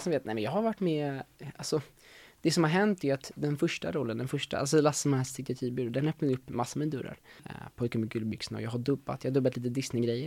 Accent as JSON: {"language": "Swedish", "town": "Solna", "region": "Stockholm County", "country": "Sweden", "tie": "born or raised there", "said": "jag är uppväxt i, i Stockholm, i Solna"}